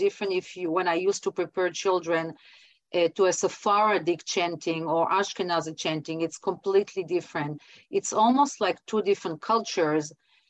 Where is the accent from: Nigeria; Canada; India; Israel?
Israel; moved away as an adult; also born or lived in Michigan, United States; now in Florida, United States; I go way back in generation in Morocco as a Jewish family. So I was born in Israel, studied in Israel, went to Tel Aviv University, finished my degrees in biblical studies and Hebrew literature. I was teaching in Israel and in United States. Then moved to Michigan